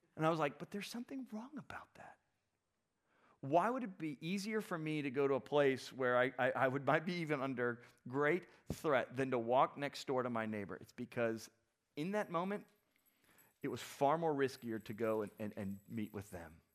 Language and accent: English; South Florida, United States; I grew up, some of you know this, I grew up in South Florida